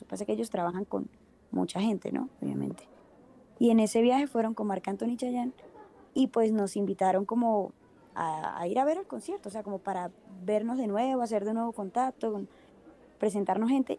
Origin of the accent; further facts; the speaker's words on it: Venezuela; moved away as an adult; now in Bogotá, Colombia; yo soy venezolana, eh, llevo ya igual como 8 o 9 años casi acá en Bogotá, Colombia